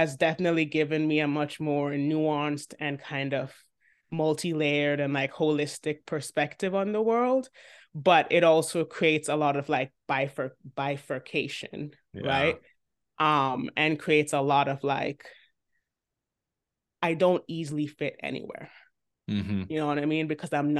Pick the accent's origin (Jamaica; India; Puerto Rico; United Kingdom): Jamaica; the soil from which the bud first sprouted is Jamaica.